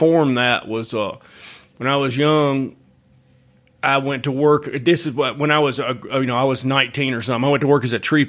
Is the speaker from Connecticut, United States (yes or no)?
no; Huntsville, Alabama, United States; accent: Southern; moved away as an adult; also born or lived in New Orleans, Louisiana; now in Augusta, United States; I grew up outside of Huntsville, Alabama, in a place they call Sharps Cove.